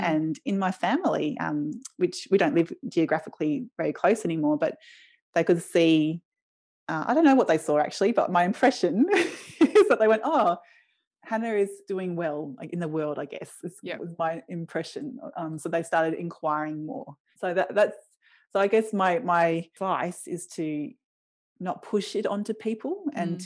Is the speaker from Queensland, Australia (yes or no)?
yes; Brisbane, Queensland, Australia; I grew up in Brisbane in West End, which is an inner city suburb